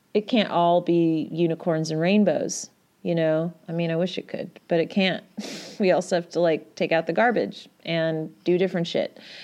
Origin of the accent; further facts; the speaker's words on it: Yorkshire and the Humber, United Kingdom; I'm a Yorkshire lass, so that is actually how people speak where I'm from.